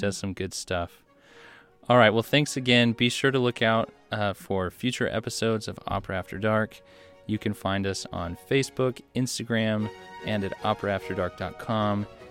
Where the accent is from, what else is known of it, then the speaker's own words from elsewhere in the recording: United States; as an American